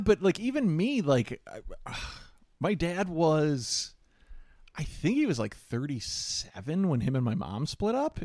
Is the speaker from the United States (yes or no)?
yes; Midwest, United States; We're also from the Midwest